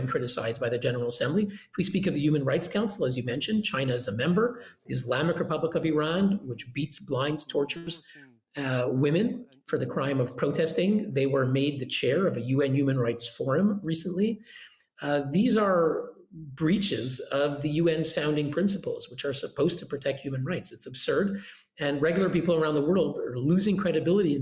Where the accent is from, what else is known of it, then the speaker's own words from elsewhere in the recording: Canada; now in Switzerland; I'm living in Switzerland, I'm Canadian